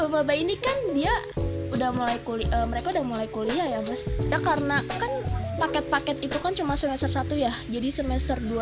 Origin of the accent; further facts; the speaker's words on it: Bekasi, West Java, Indonesia; jadi waktu aku kan dari Bekasi nih ya